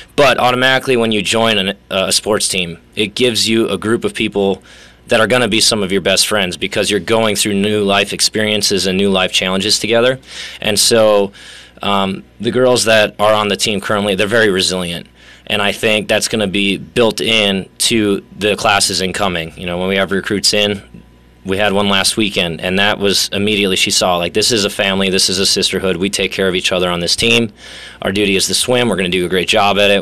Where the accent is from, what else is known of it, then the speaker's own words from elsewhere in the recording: Sturgeon Bay, Wisconsin, United States; moved away as an adult; also born or lived in Colorado / Milwaukee, Wisconsin / Florida / Sydney; now in Kearney, United States; I grew up in Sturgeon Bay, Wisconsin.